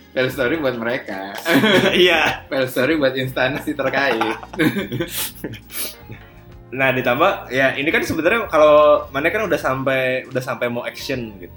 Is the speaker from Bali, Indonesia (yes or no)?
no; West Java, Indonesia; sebagai orang Sunda yang tulen kan aing punya hobi yang sangat jarang ditemukan orang yaitu ngobrol